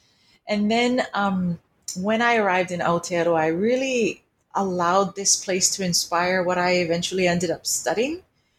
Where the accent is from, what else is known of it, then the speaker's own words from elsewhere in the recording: Hawaii, United States; moved away as an adult; now in Wellington, New Zealand; I come from Hawaiian ancestors and non-Hawaiian ancestors, and I have a genealogy that is quite mixed and diverse.